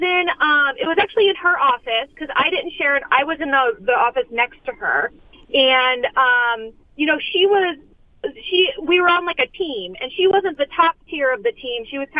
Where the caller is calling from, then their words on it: Los Angeles, California, United States; I'm calling from Los Angeles.